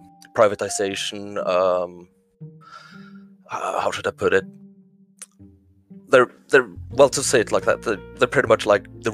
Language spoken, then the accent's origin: English; Kongsberg, Buskerud, Norway; I grew up in a town in Norway, Northern Europe, called Kongsberg. Medium, small town.